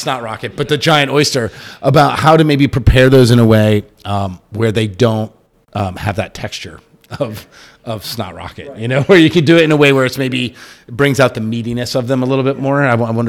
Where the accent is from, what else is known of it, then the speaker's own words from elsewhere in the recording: North Shore of Boston, Massachusetts, United States; moved away; I grew up on the North Shore of Boston, so the big oyster town, lobster is our thing